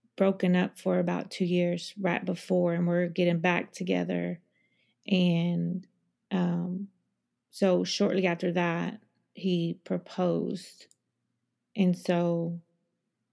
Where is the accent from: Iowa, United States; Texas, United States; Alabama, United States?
Texas, United States; I'm from Texas and I have 3 girls and I'm 35 years old